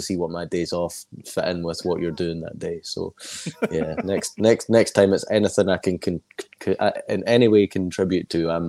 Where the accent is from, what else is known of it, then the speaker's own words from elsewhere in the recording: Scotland, United Kingdom; as a Scottish person